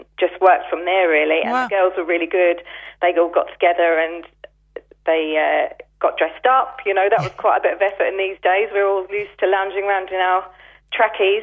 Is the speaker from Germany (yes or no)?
no; England, United Kingdom; moved away as an adult; now in Eyeries, Ireland; I'm actually from England. I moved to Iries 12 years ago, married an Iries man